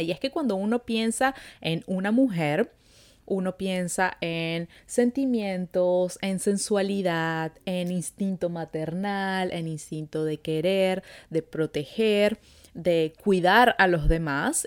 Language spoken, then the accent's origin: Spanish; Venezuela; now in Montreal, Canada